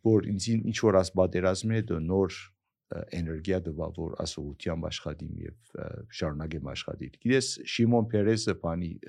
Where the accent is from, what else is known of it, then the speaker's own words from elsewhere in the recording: Aleppo, Aleppo Governorate, Syria; moved away; also born or lived in Silicon Valley, United States / Armenia; ես հիմա որ 40 տարի Ամերիկա, ես քեզ Շուրիա Հալեբ մեծացել եմ հետո Ամերիկա ուսանել եմ եւ Սիլիկոն Վալի մնացել եմ 40 տարի այնտեղ